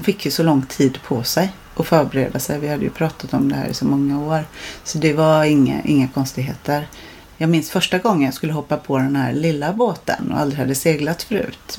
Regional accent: Blekinge, Sweden; now in Marstrand, Sweden; jag kommer från Blekinge

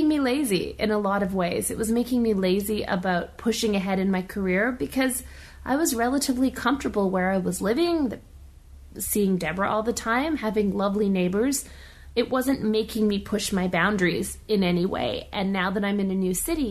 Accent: Canada; first language English; now in Montreal, Canada; I'm English. Well, Canadian English.

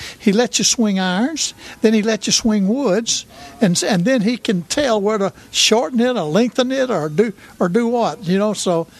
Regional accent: Birmingham, Alabama, United States; born or raised there

